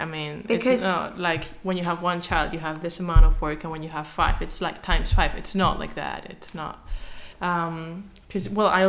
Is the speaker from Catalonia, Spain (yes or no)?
no; Madrid, Community of Madrid, Spain; Because I am from Madrid, so that's a big thing.